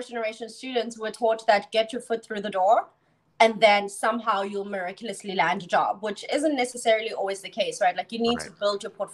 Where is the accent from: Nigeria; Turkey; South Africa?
South Africa; moved away; also born or lived in Charlotte, North Carolina; I was born and raised in South Africa.